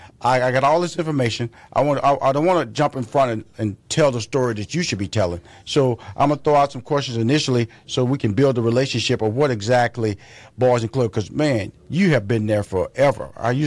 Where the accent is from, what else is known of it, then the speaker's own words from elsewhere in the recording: Atlanta, Georgia, United States; but you in my hometown, which is Atlanta, and also Houston, Texas.